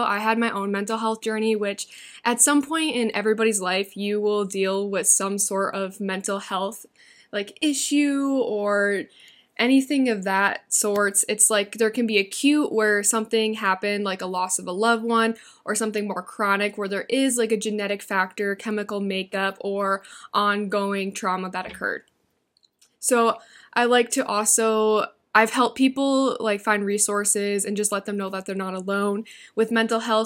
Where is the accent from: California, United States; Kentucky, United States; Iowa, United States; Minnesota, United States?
Iowa, United States; moved away as an adult; now in Arizona, United States; I'm originally from Iowa, but I moved to Arizona December of twenty twenty-one.